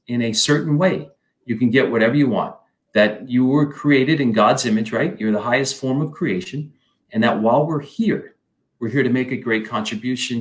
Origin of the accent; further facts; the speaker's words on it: Flint, Michigan, United States; I grew up in Michigan, Flint, Michigan.